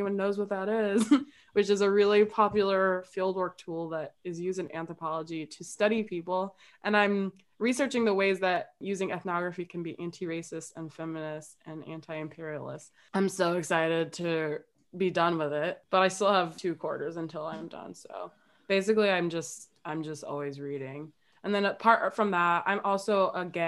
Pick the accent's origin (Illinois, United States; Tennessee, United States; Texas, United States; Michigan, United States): Illinois, United States; Chicago; I'm from Chicago. I'm from the South Side